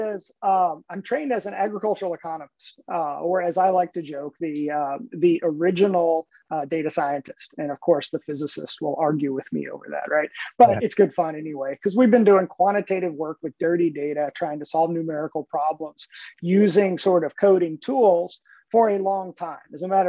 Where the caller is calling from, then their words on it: Richmond, Virginia, United States; I'm calling in from Richmond, Virginia, here in my home office in Richmond.